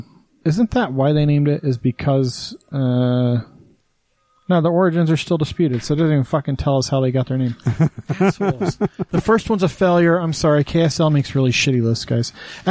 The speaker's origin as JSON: {"language": "English", "region": "Wyoming", "country": "United States", "tie": "born or raised there", "moved": "yes", "lives_now": "Utah, United States", "said": "when I was a kid growing up in Wyoming, we lived by Fort Bridger."}